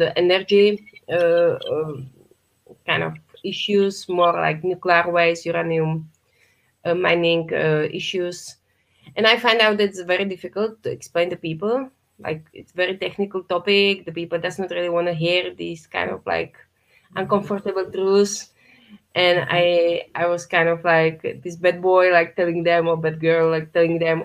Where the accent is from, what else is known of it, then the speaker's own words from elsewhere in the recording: Czechia; close my hometown